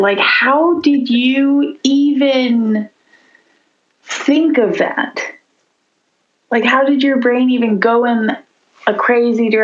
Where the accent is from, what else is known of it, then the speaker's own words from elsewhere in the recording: Nashville, Tennessee, United States; now in Baltimore, United States; I'm from Nashville, Tennessee.